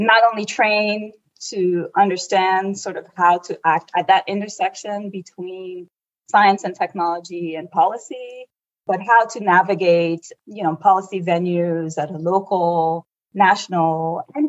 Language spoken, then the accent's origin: English; Abidjan, Côte d’Ivoire; now in California, United States; I was raised in the Ivory Coast, Côte d'Ivoire